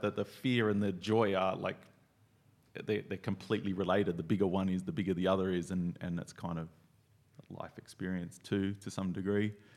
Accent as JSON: {"language": "English", "country": "Australia", "said": "I'm from Australia"}